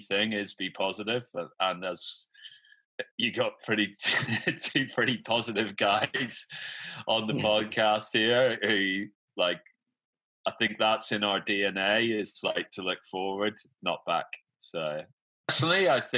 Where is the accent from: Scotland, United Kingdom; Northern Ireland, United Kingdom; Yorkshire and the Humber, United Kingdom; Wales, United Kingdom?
Northern Ireland, United Kingdom; We're actually from Northern Ireland.